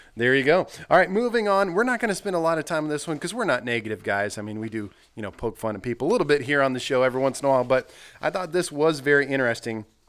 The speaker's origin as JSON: {"language": "English", "region": "Nebraska", "country": "United States", "tie": "born or raised there", "also_born_or_lived": "Minnesota / Colorado / California / South Dakota", "moved": "as an adult", "lives_now": "Missouri, United States", "said": "I grew up in Nebraska"}